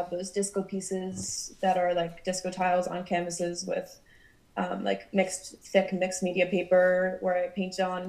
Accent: New Jersey, United States; moved away as an adult; also born or lived in Vermont; now in Brooklyn, United States; I grew up in New Jersey. So all my home friends are back in New Jersey

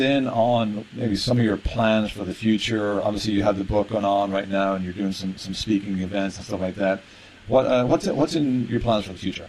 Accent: Ireland; as a kid growing up in Ireland

